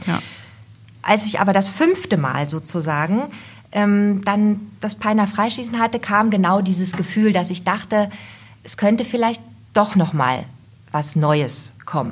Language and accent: German; Goslar, Lower Saxony, Germany; also born or lived in Braunschweig / Göttingen; ich bin das Kind der Region, bin geboren in Goslar im schönen Goslar und daher auch meine Liebe zum Harz